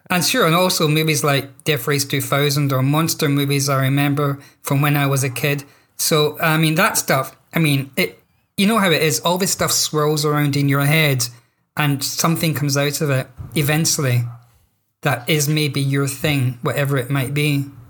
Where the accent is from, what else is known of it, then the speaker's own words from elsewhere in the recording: Scotland, United Kingdom; I'm Scottish, therefore I'm a British writer